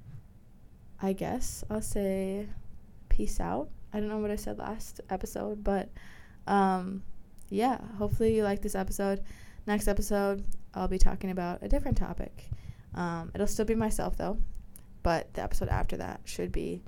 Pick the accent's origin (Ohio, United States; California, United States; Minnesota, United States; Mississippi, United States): Minnesota, United States; I'm from Minnesota